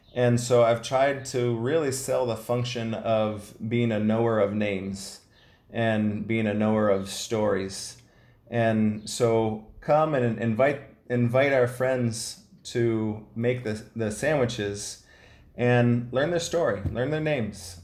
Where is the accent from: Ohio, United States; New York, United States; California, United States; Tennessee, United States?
Ohio, United States; I'm the youngest of five kids. I was raised in Ohio